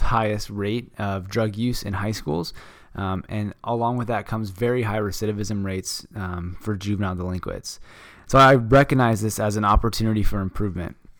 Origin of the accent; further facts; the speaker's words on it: Phoenix, Arizona, United States; I'm from Phoenix, Arizona